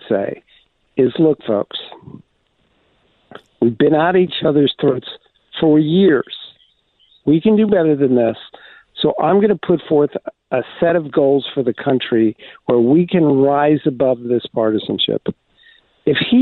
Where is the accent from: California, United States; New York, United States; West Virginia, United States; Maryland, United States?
New York, United States; I'm from New York